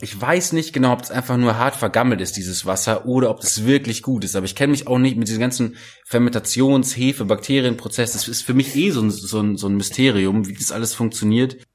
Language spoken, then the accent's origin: German; Germany; bei uns in Deutschland